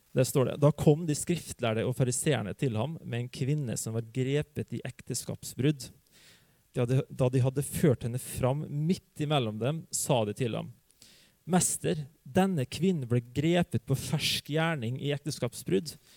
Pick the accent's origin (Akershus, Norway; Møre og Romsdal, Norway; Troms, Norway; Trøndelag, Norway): Møre og Romsdal, Norway; Hustadvika; moved away; jeg vokste opp i Hustavika